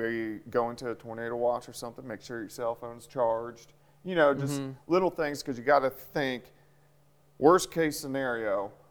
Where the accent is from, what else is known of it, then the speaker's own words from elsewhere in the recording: Kansas City, United States; moved away; I grew up in Kansas City, and everybody had a basement.